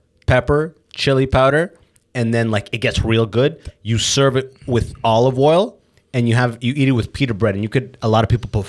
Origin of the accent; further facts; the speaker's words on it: Sudan; I'm from Sudan, yeah.